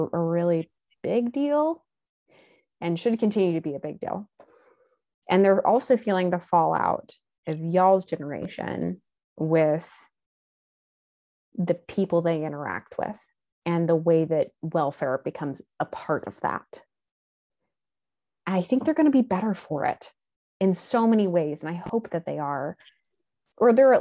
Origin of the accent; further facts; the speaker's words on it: Texas, United States; moved away; I'm from Texas.